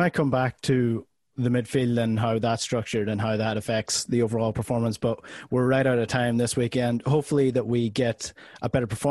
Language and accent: English; Ireland; as an Irishman